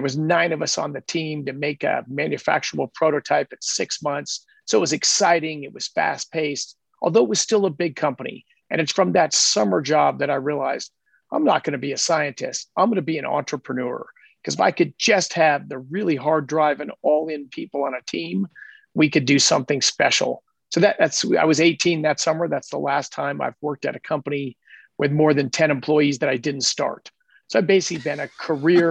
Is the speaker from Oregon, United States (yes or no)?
no; Denver, Colorado, United States; I grew up in Denver, Colorado